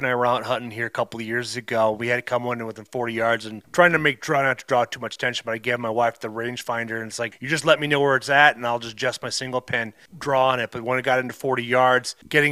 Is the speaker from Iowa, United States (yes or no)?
yes; Iowa, United States; moved away; also born or lived in Minnesota; I was growing up in Iowa